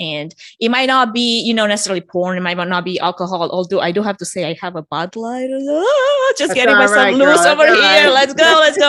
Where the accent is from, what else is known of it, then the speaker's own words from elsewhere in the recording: Romania; moved away; I'm originally from Romania for anyone that's sensing an accent